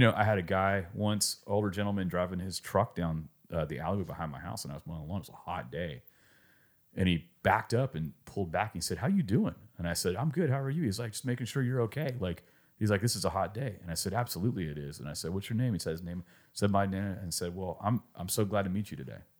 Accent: California, United States; determined that I was from California

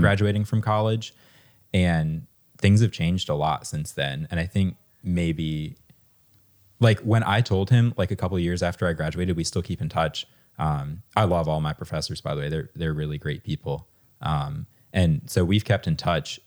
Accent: Harrisonburg, Virginia, United States; I grew up in Harrisonburg

